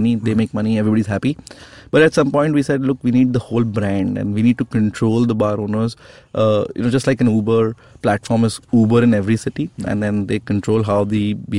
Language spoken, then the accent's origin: English; India; I'm an Indian